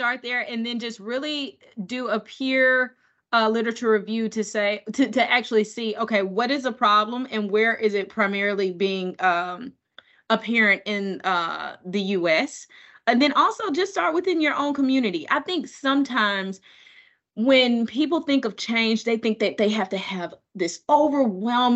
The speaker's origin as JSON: {"language": "English", "region": "Mississippi", "country": "United States", "tie": "born or raised there", "moved": "yes", "lives_now": "Massachusetts, United States", "said": "growing up in Mississippi"}